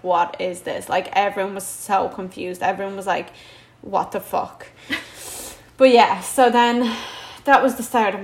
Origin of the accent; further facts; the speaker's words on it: Dublin, Leinster, Ireland; also born or lived in Latvia; I'm from Dublin.